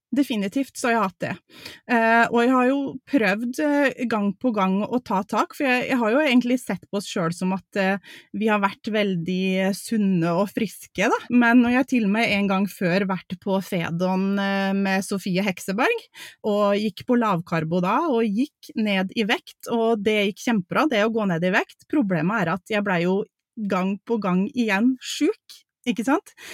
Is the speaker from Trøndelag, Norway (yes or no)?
no; Mjøndalen, Buskerud, Norway; moved away as an adult; now in Romsdalen, Norway; Vi er fra Mjøndalen, en liten plass utafor Drammen